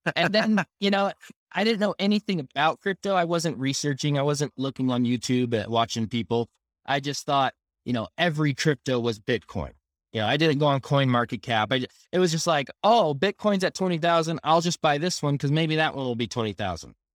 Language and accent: English; Southern California, United States; moved away as an adult; now in Utah, United States; I was raised in Southern California, um, and, uh, I've been here in Utah for eight years now